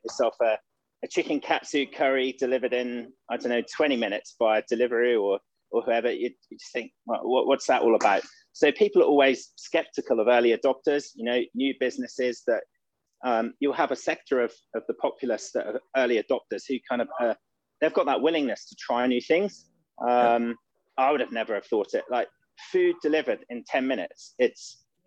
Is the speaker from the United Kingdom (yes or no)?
yes; Norfolk, East of England, United Kingdom; I'm originally from Norfolk, from kind of like that farming area